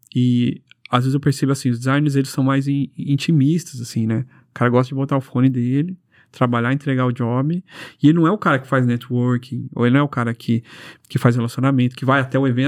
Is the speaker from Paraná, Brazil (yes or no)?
yes; Londrina, Paraná, Brazil; A gente é de Londrina